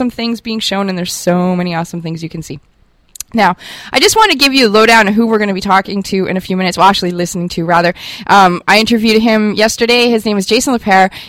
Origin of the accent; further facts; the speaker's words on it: Germany; growing up in Germany with my brothers, we were very war obsessed. Uh, we come from a military family.